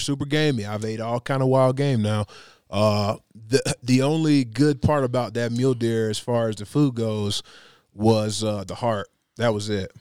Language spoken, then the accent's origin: English; Tennessee, United States; moved away as an adult; now in Colorado, United States; growing up in Tennessee